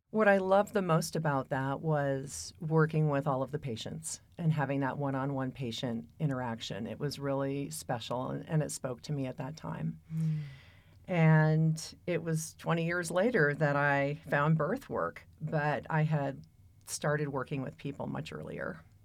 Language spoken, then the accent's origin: English; Pacific Northwest, United States; also born or lived in San Francisco / Seattle; now in Boulder, United States; I came from the Pacific Northwest by way of San Francisco.